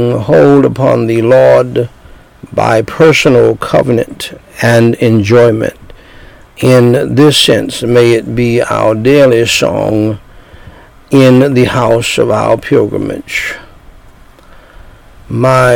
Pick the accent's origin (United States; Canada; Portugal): United States; I'm from America mixed with Indian